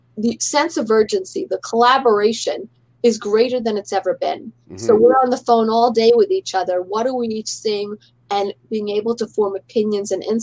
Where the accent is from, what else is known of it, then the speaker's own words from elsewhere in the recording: New York City, New York, United States; I grew up in Manhattan, and actually my family lived in the same apartment building as Ron